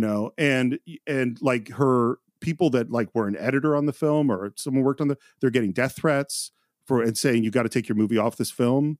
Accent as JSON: {"language": "English", "area": "Bay Area", "region": "California", "country": "United States", "tie": "born or raised there", "said": "I grew up in the Bay Area, which is the home of the free speech movement"}